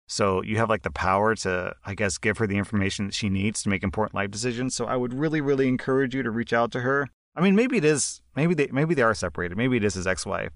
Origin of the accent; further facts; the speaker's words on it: United States; I'm American